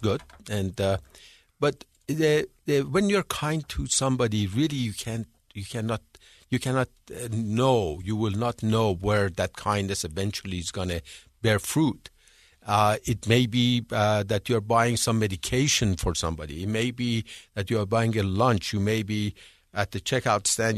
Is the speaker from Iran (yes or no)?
yes; Iran; moved away as an adult; also born or lived in England; now in United States; I'm from Iran. I was born and raised in Iran.